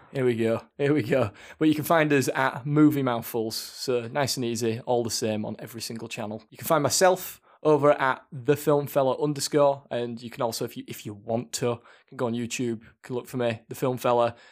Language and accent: English; Leeds, Yorkshire and the Humber, United Kingdom; we're from Leeds, and obviously, um, Leeds United fans as well